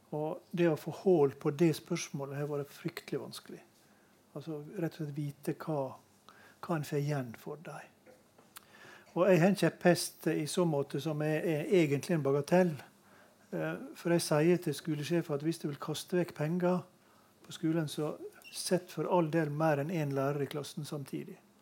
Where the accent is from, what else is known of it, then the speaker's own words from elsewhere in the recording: Møre og Romsdal, Norway; jeg kommer jo fra Møre og Romsdal